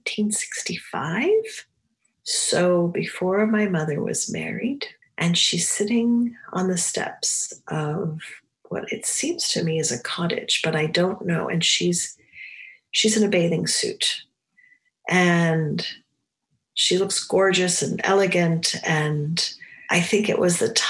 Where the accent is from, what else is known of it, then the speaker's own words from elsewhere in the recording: New England, United States; I grew up in New England